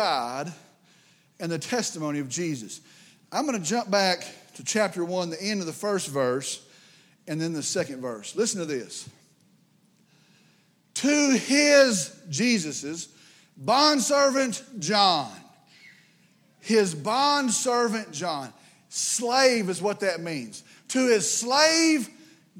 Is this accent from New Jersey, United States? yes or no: no; West Texas, United States; I grew up here in West Texas